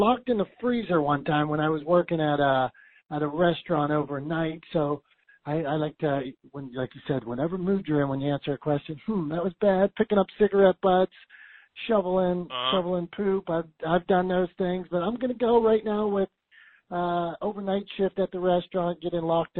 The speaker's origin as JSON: {"language": "English", "town": "Pittsburgh", "region": "Pennsylvania", "country": "United States", "said": "I'm from Pittsburgh"}